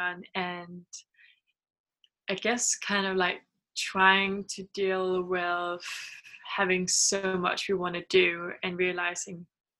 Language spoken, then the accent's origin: English; Denmark; also born or lived in New Zealand; now in Bali, Indonesia; I'm from Denmark, and we are both currently living in Bali, Indonesia. And we've been here in Bali since January.